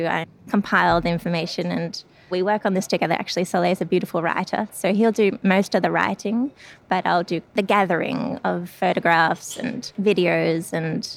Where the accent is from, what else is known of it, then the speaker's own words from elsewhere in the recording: Sydney, New South Wales, Australia; moved away; I'm originally from Sydney, Australia